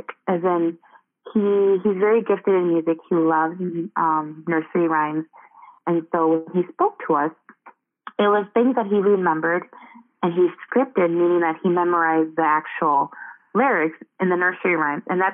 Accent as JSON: {"language": "English", "country": "United States", "said": "in our culture, I identify myself as Hmong American"}